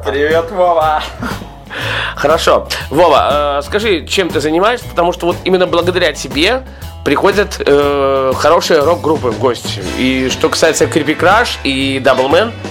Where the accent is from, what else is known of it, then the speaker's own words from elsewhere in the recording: Belarus; Ну, ну я белорус, да